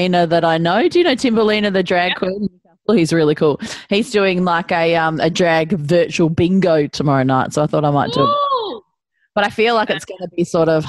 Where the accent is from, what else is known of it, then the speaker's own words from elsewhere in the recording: Melbourne, Victoria, Australia; I'm originally from Brighton in Melbourne